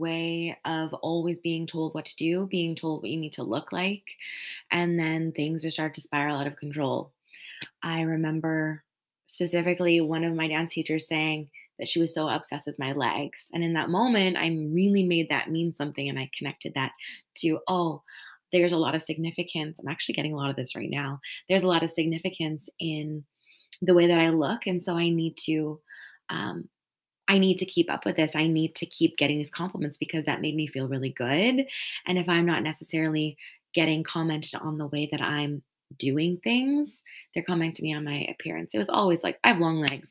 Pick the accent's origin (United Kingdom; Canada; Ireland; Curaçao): Canada; Saskatchewan; I'm from Saskatchewan